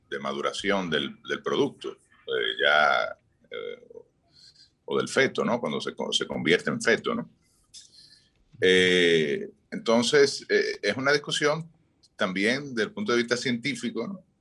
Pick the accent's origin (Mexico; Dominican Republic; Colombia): Dominican Republic; Barahona; pues hoy desde la Perla del Sur de Barahona